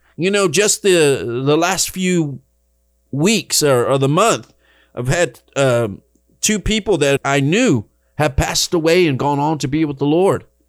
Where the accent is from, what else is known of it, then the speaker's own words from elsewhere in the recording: Dallas, Texas, United States; moved away as an adult; now in Rio Grande Valley, United States; I left the big city behind, Dallas, Texas, where I was born and raised. That was my hometown